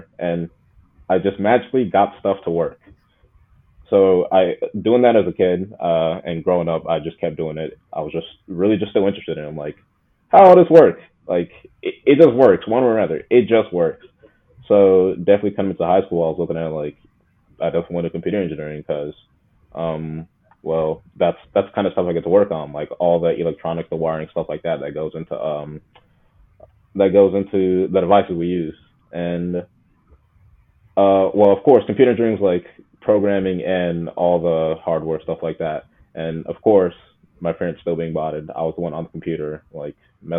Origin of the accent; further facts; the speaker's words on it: Togo; This really all started when, like, I was a kid, seeing that I'm an immigrant, we're from Togo, and my parents are just old.